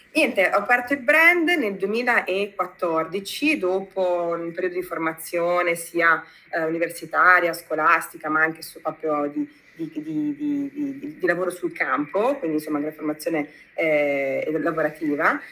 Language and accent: Italian; Modena, Emilia-Romagna, Italy; moved away as an adult; also born or lived in United States / Berlin; torno nel mio paese fondamentalmente, quindi a Modena, io sono, io sono modenese d'origine